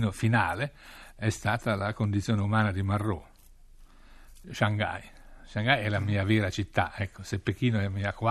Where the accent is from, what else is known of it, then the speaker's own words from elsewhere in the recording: northern Italy, Italy; born there; Però siamo cinesi, cioè io sono nato in un villaggio cinese dell'Italia del Nord.